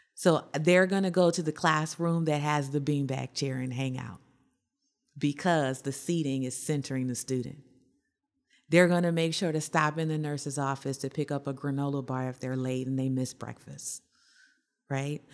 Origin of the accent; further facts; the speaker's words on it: Ohio, United States; I'm from Ohio